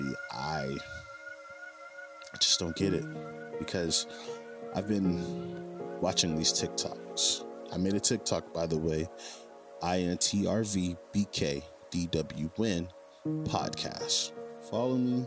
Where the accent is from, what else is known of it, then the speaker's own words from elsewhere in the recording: United States; I'm in America now. I'm American.